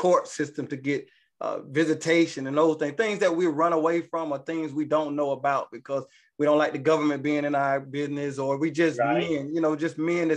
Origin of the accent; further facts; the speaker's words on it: Georgia, United States; now in Atlanta, United States; I'm originally from Georgia